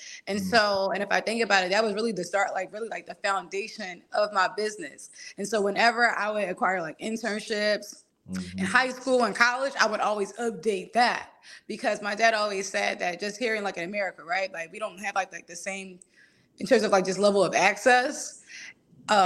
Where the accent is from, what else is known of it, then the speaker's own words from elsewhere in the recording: Philadelphia, Pennsylvania, United States; I grew up with a single dad. I'm from Philly